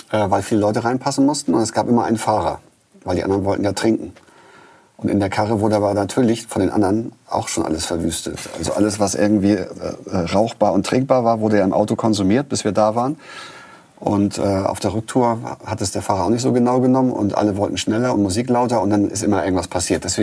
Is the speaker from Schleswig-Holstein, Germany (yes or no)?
yes; Eckernförde, Schleswig-Holstein, Germany; so wo ich aufgewachsen bin in Eckernförde, sind wir nach Kiel oder nach Hamburg gefahren.